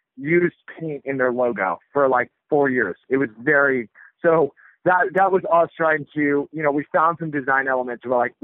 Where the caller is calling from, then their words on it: San Francisco, California, United States; I mean, I'm talking from San Francisco, where flannel's always been cool